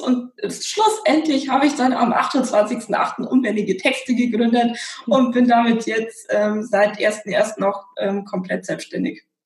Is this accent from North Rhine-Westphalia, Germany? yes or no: no; Regensburg, Bavaria, Germany; moved away as an adult; ich bin in Bayern aufgewachsen, in Regensburg